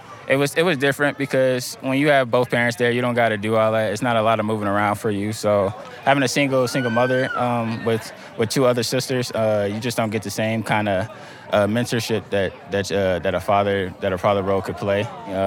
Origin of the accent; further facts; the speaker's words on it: Newport News, Virginia, United States; I'm originally from Newport News, Virginia. You know, we were just bouncing around from place to place, time to time.